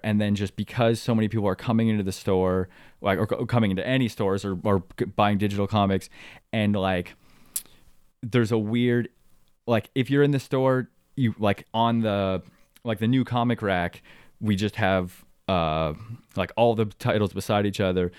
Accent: Midland, Ontario, Canada; also born or lived in Waubaushene, Ontario; I grew up in Midland, Ontario

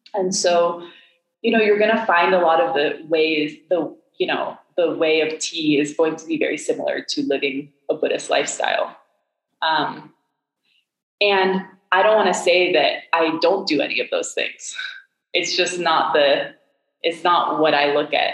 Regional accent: Hong Kong; also born or lived in Miami; now in Boulder, United States; I grew up in Hong Kong, and I um, I moved there when I was five

